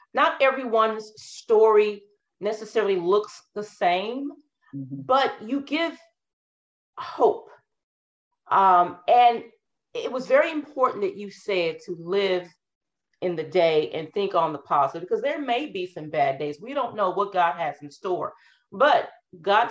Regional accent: Colorado, United States; also born or lived in Denver, Colorado / North Carolina / Little Elm, Texas / Frisco, Texas; now in North Texas, United States; my family is actually from East Texas, but I was born and raised in Colorado.

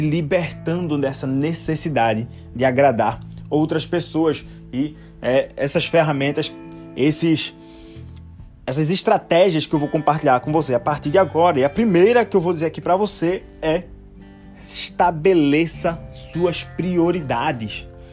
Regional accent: Recife, Pernambuco, Brazil; now in Limoeiro, Brazil; Cresci, nasci em Recife e hoje eu moro numa cidade mais distante chamada Limoeiro, que fica também em Pernambuco

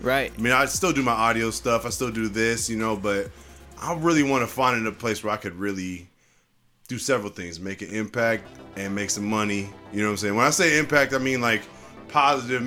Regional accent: Puget Sound, Washington, United States; I come from Washington State, Puget Sound. Grew up, you know, between Federal Way, Tacoma, Kent.

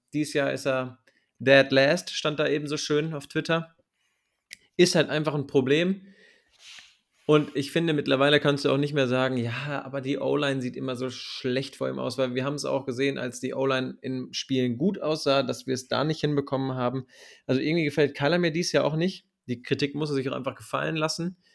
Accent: Germany; bei uns in Deutschland

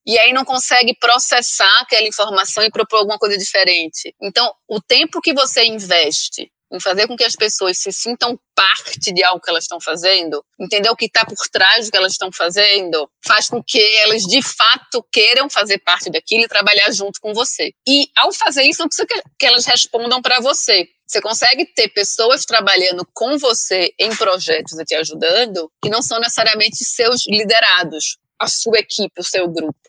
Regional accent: Recife, Pernambuco, Brazil; accent: Nordestina; also born or lived in United States; now in São Paulo, Brazil; É, sou pernambucaníssima, é, nasci no Recife e já morei em várias cidades diferentes no mundo.

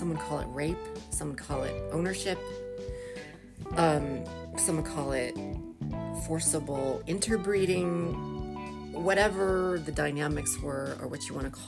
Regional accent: United States; born and raised in America

